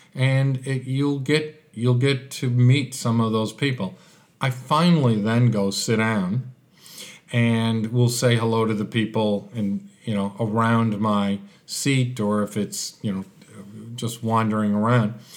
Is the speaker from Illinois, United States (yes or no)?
yes; Chicago, Illinois, United States; moved away as an adult; now in Adelaide, Australia; with my accent, uh, Chicago was home. That's where I had lived my life, and all of a sudden I was deposited in Australia, Adelaide